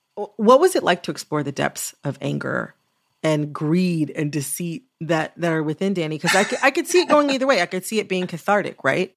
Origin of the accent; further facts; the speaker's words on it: Michigan, United States; moved away as an adult; also born or lived in Washington, D.C.; a Midwesterner, as someone from Michigan